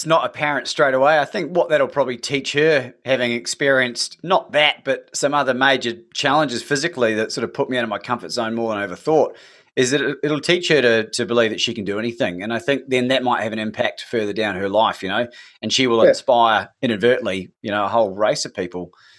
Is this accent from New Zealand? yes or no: yes; New Zealand; now in Melbourne, Australia; I'm actually from New Zealand, Kevin. I've been here for half my life now, and my father's from Melbourne. And it's become my adopted home. I'm a naturalized citizen.